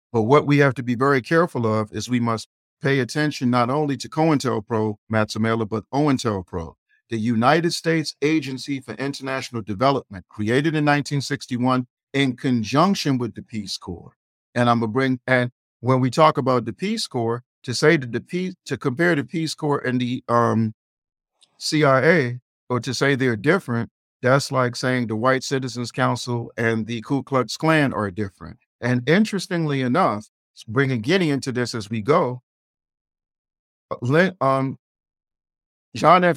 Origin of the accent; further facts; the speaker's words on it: Nigeria; I'm Nigerian.